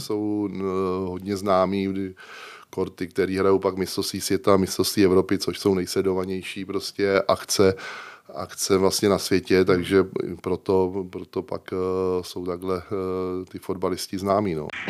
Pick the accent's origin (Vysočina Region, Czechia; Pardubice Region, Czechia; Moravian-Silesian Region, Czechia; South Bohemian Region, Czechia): South Bohemian Region, Czechia; Smetanova Lhota; also born or lived in Prague; nejsem rodákem, vlastně já jsem Pražák a vlastně jsem se tam přestěhoval v šesti letech, ale já se považuji prostě tam za, za toho vesnického kluka